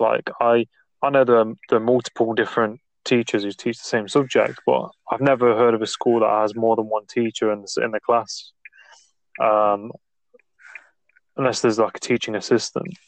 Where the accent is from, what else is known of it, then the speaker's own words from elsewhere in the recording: England, United Kingdom; I'm from England, like the UK